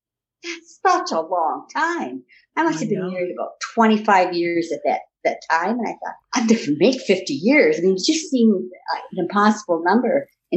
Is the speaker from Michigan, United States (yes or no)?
yes; Royal Oak, Michigan, United States; moved away as an adult; now in Canada; In Royal Oak, Michigan.